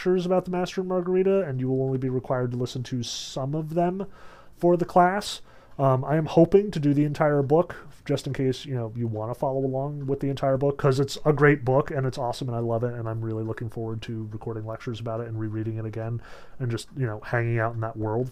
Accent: United States

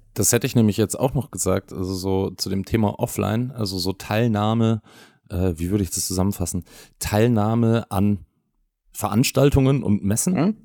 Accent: Bavaria, Germany; ich bin aus Bayern

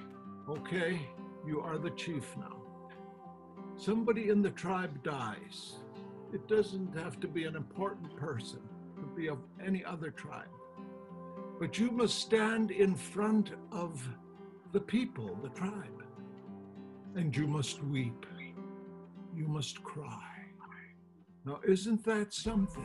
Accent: Yakutat, Alaska, United States; moved away as an adult; also born or lived in Washington State; now in Washington, United States; I came from a teeny little village, 250 people in Yakutat, Alaska.

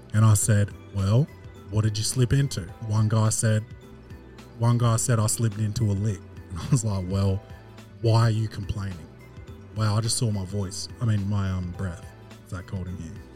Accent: Australia; born or raised there

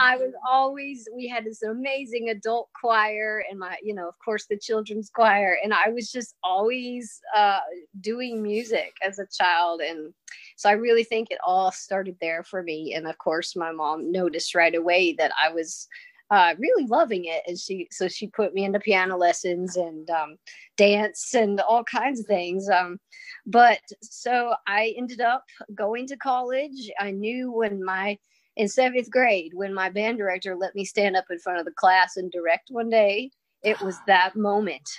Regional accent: United States; also born or lived in Kentucky / Tennessee / Nebraska; I'm from Kentucky and Tennessee

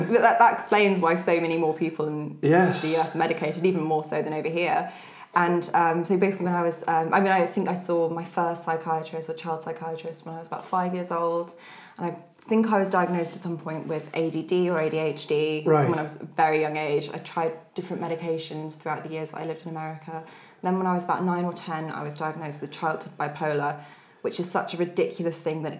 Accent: Georgia, United States; moved away; when I was 5 years old, my family moved to the States. So I grew up in Georgia for a good chunk of my childhood.

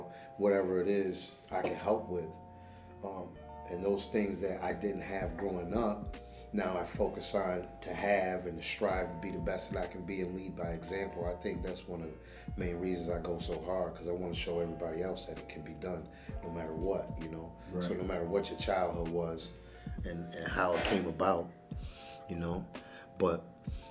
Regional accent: Geneva, New York, United States; also born or lived in Rochester, New York; I was out in Geneva, New York, growing up in Geneva, New York, back and forth from there in Rochester.

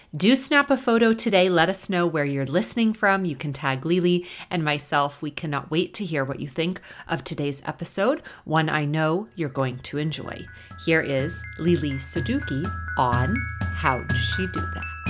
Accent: Dallas, Texas, United States; I'm originally from Dallas as well

